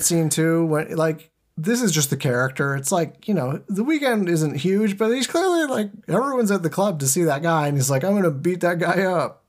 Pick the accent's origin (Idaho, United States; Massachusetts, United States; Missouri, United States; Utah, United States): Massachusetts, United States; moved away; also born or lived in Boston; I'm from Massachusetts